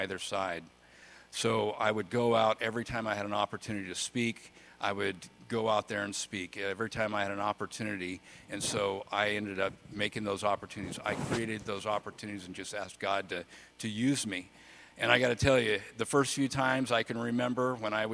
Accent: Bakersfield, California, United States; I grew up in Bakersfield, California, east side Bakersfield

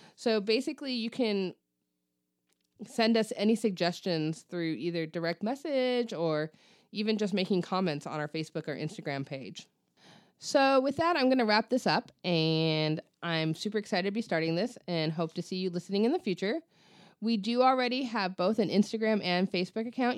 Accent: Ventura, California, United States; now in Coachella Valley, United States; my hometown of Ventura

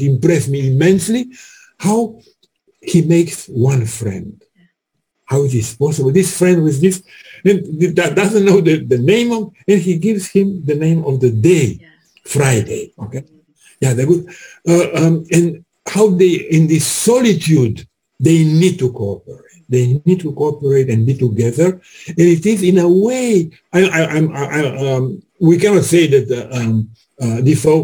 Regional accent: Bucharest, Romania; moved away; I'm from Bucharest

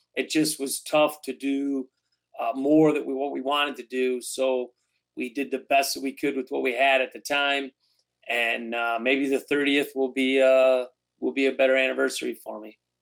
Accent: Detroit, Michigan, United States; born or raised there

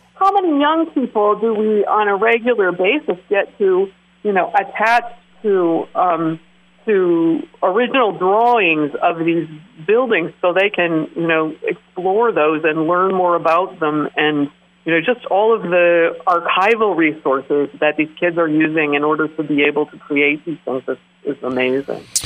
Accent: Willamette Valley, Oregon, United States; moved away as an adult; also born or lived in Alaska; now in Keweenaw, Michigan, United States; I grew up in the Willamette Valley of Oregon

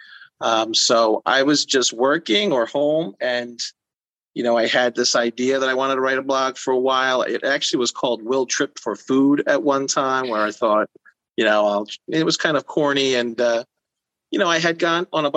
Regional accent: New Jersey, United States; I was born in South Jersey until I was seven. I moved up to North Jersey

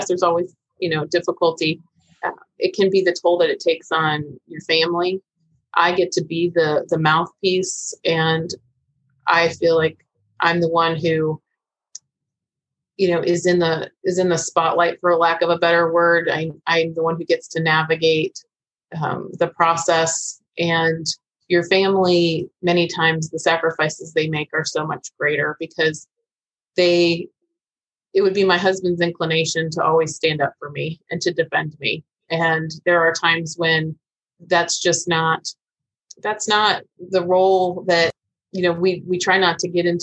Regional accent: Vero Beach, Florida, United States; when I returned to Vero Beach, my hometown

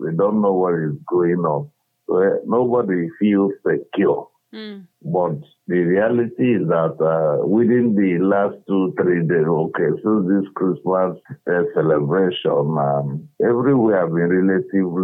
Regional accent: Imo, Nigeria; I'm from Imo State. I live right inside the town of Owerri.

